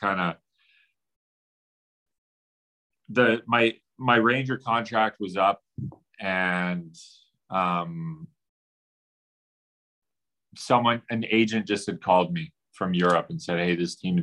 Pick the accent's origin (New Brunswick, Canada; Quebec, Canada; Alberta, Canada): Alberta, Canada; Edmonton; I'm from Edmonton